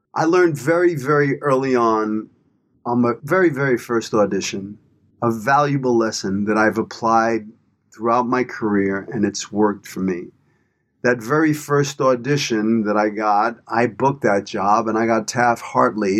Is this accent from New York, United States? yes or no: yes; New York City, New York, United States; moved away as an adult; also born or lived in Los Angeles; I grew up in Brooklyn, New York. I'm a product of my environment